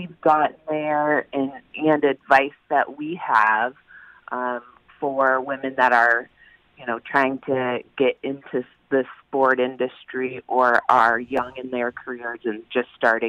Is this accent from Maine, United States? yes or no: yes; Maine, United States; now in Connecticut, United States; I grew up in Maine